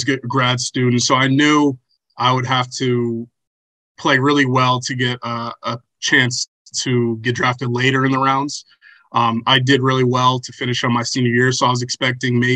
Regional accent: Chandler, Arizona, United States; I grew up in Chandler, Arizona

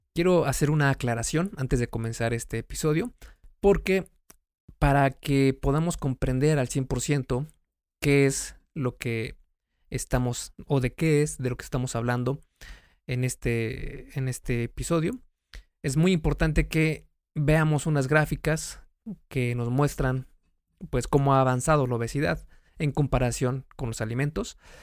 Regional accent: Mexico; México, que es el país de donde soy

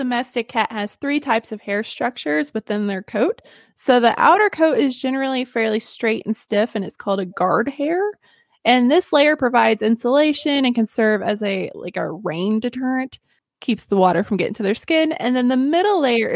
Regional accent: Northern Arkansas, United States; I'm from Northern Arkansas.

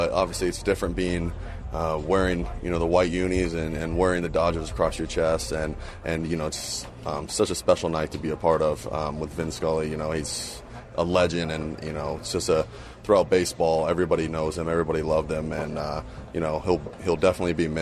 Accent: Las Vegas, Nevada, United States; moved away as an adult; also born or lived in Southern California / New York; now in Los Angeles, United States; growing up in Las Vegas, we played year-round

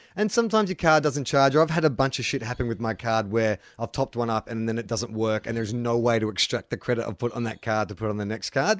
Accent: Melbourne, Victoria, Australia; growing up in Melbourne

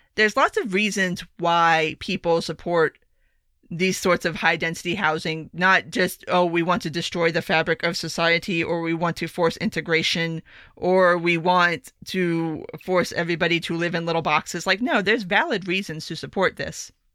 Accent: South Florida, United States; I grew up in South Florida

